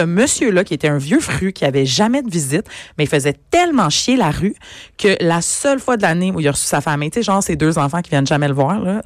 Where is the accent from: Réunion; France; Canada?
Canada; Brossard, Quebec; chez mes parents, où j'ai grandi à Brossard